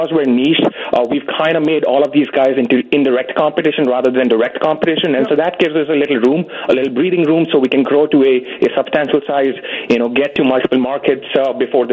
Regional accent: India; also born or lived in Manhattan; now in New York, United States; I am from India, so, you know, we cook, we really depend on cooking our own, you know, ethnic food

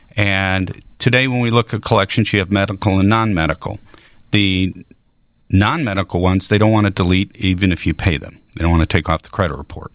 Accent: Chicago, Illinois, United States; also born or lived in St. Louis area / Springfield, Illinois; now in St. Louis, United States; I grew up in the Chicago area.

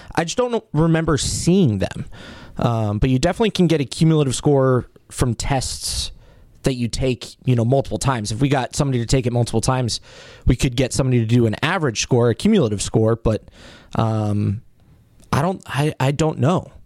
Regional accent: Colorado, United States; now in Wisconsin, United States; I'm from Colorado originally.

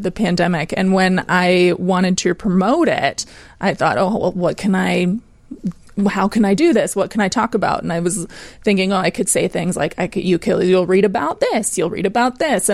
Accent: Chicago, Illinois, United States; I'm actually from Chicago.

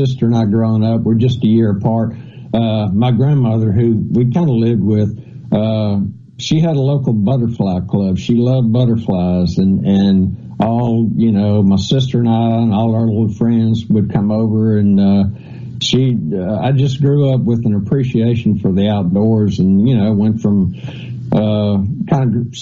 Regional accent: central Mississippi, United States; also born or lived in Ohio; I moved down here when I was 1 year old. So I'm a Mississippian, born, you know, I mean, not born, but raised here

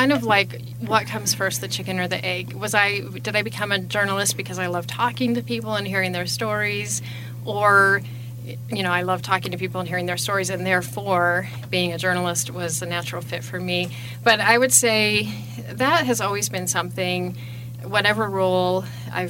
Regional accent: Grand Rapids, Michigan, United States; born or raised there; moved away as an adult; now in Casper, United States

